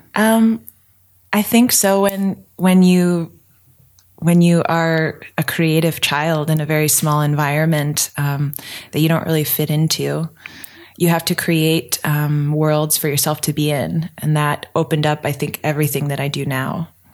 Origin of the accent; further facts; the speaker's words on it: Denver, Pennsylvania, United States; I grew up in rural Pennsylvania hey! in a one traffic light town called Denver, PA